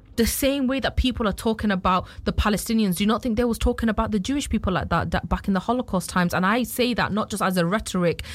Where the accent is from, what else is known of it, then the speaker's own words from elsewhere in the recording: United Kingdom; as a British citizen